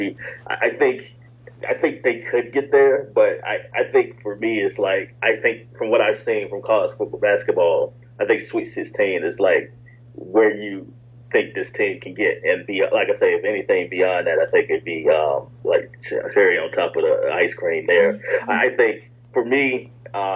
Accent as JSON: {"language": "English", "region": "the Carolinas", "country": "United States", "tie": "born or raised there", "said": "somebody growing up in the Carolina sessions myself"}